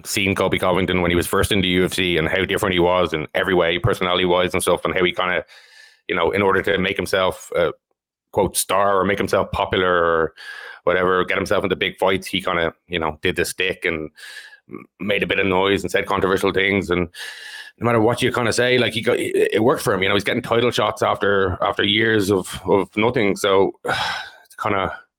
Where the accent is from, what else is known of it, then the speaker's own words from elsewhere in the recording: Ireland; I'm Irish